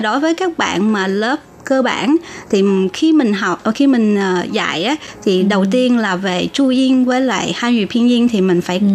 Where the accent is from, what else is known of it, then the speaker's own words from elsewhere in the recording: Long Xuyen, An Giang, Vietnam; now in Taiwan; long xuyên quê hương của